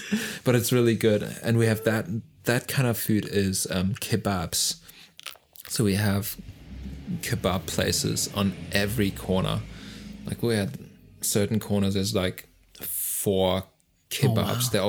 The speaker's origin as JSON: {"language": "English", "country": "Germany", "tie": "born or raised there", "moved": "yes", "lives_now": "Sydney, Australia", "said": "I grew up in the countryside of Germany."}